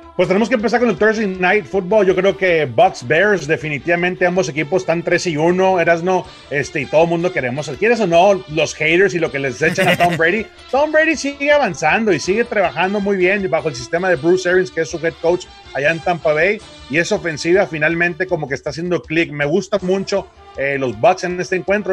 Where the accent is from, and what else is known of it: Mexico